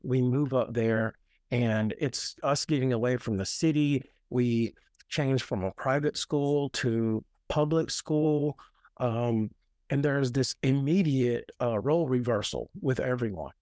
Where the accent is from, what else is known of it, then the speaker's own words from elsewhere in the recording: Nashville, Tennessee, United States; I was born and raised in Nashville, born in, uh, Nashville Memorial Hospital